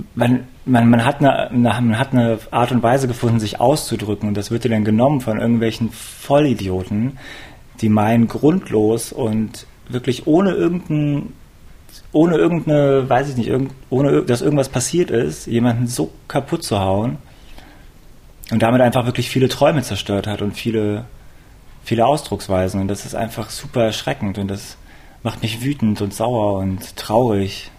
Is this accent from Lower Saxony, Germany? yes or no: yes; Hanover, Lower Saxony, Germany; now in Cologne, Germany; ich bin in Hannover aufgewachsen.